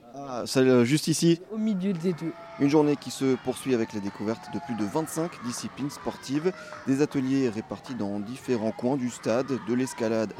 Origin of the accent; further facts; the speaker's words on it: Alsace, Grand Est, France; je suis alsacien